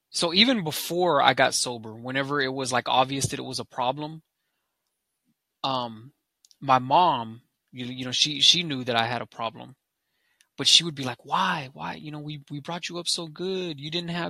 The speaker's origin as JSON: {"language": "English", "country": "United States", "said": "So first of all, um, I'm American Indian, I'm Lakota."}